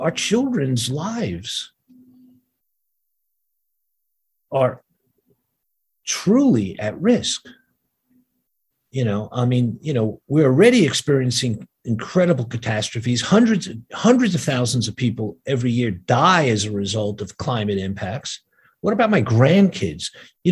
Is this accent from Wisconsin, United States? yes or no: no; New York City, New York, United States; first language Yiddish; English is a second language; I grew up in Brooklyn in a neighborhood where, you know, everybody could hang out